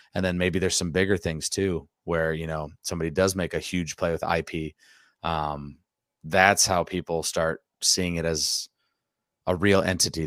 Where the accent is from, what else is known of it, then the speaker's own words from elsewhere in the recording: near Dyersville, Iowa, United States; I grew up, like, basically twelve minutes from there